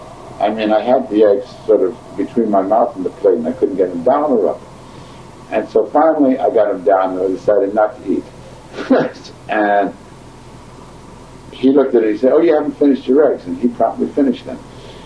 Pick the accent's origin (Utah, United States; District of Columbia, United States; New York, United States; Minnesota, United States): New York, United States; I'm from New York.